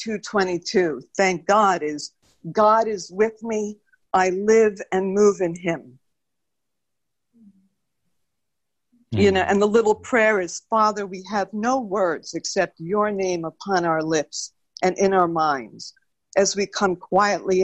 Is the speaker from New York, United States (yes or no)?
yes; New York City, New York, United States; I'm from New York City and I was a dancer